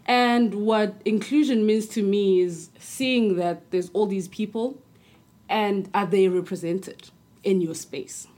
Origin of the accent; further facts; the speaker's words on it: South Africa; I'm from South Africa